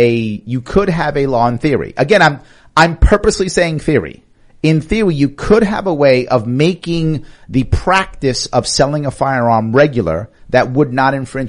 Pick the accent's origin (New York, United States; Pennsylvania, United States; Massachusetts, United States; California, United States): New York, United States; I'm a New Yorker